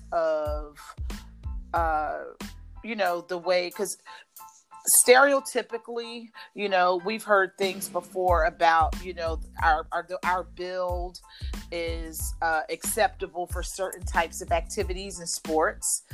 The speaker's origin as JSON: {"language": "English", "town": "Philadelphia", "region": "Pennsylvania", "country": "United States", "tie": "born or raised there", "said": "I grew up in the Philadelphia area"}